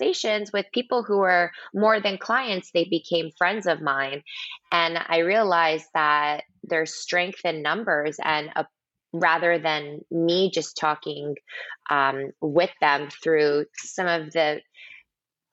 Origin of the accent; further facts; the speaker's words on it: New Jersey, United States; moved away as an adult; also born or lived in New York City / Boston; now in Miami, United States; I grew up right outside of New York in New Jersey.